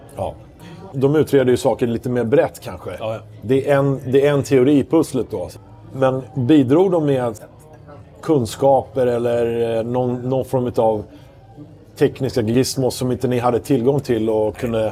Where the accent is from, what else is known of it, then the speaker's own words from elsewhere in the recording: Stockholm, Stockholm County, Sweden; jag menar jag är ju stockholmare